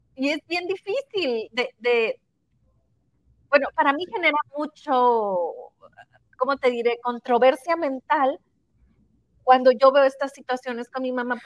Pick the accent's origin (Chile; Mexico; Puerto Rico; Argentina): Mexico; Sinaloa; moved away; la ciudad de donde somos